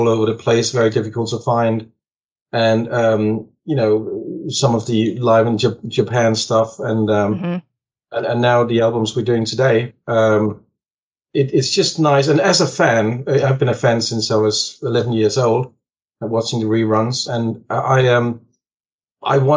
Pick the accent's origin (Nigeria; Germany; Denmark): Denmark; moved away; I'm from Denmark originally, in Scandinavia. And in Denmark, when I grew up